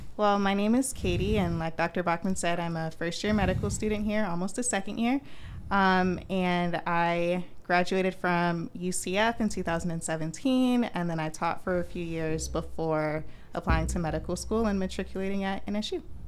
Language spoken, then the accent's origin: English; Orlando, Florida, United States; I'm from Orlando